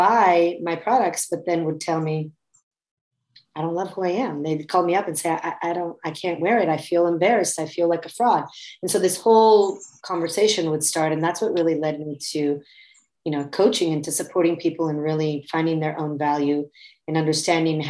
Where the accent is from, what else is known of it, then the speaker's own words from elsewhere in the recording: Florence, Tuscany, Italy; moved away as an adult; now in United States; So I was born and raised in Florence, Italy. I'm American mother, Italian father